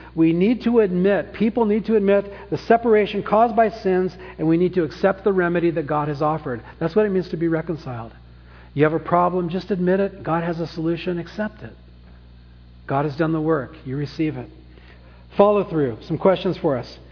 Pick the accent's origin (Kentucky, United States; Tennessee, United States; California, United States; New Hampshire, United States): California, United States; Orange County; also born or lived in San Francisco; now in Napa, United States; I'm born, I was born in San Francisco, grew up in Orange County, lived back in Napa since 1991